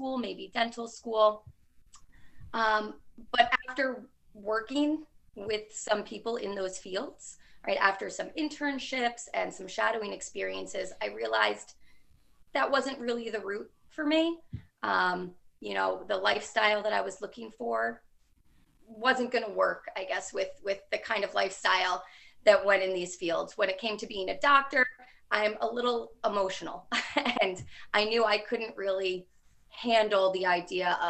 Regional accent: Rutherford, New Jersey, United States; I grew up in Rutherford, New Jersey, which had some really great schools

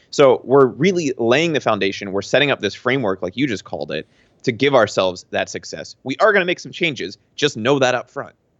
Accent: Pennsylvania, United States; moved away; I'm from Pennsylvania

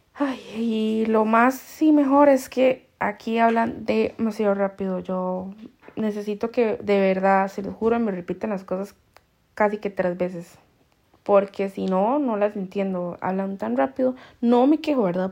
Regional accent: Costa Rica; now in Spain; nosotros que solo somos lo tico, lo tico y lo más tico

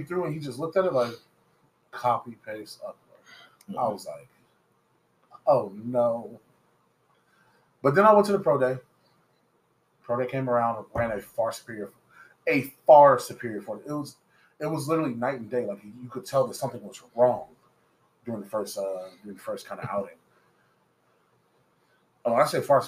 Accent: Chicago, Illinois, United States; I'm from Chicago. I love the city.

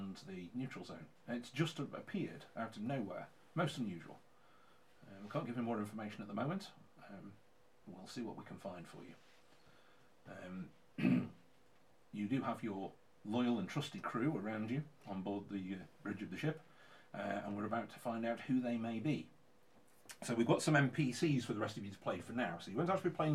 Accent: England, United Kingdom; we are English

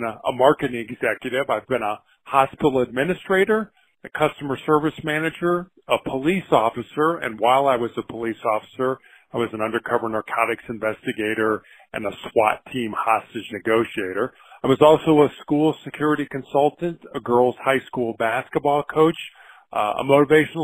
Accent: Chicago, Illinois, United States; moved away as an adult; also born or lived in Charleston, South Carolina / Santa Barbara, California / Houston, Texas; now in Denver, United States; I was born and raised in Chicago, Illinois

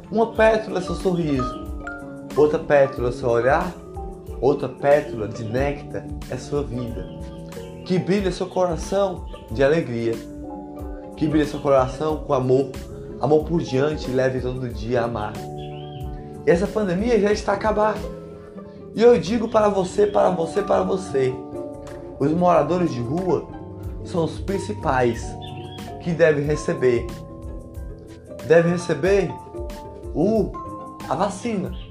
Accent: Ceará, Brazil; Como eu disse antes, sou do interior do Ceará.

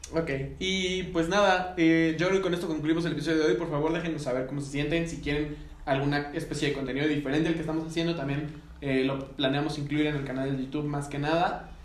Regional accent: Mexico; a nosotros mexicanos

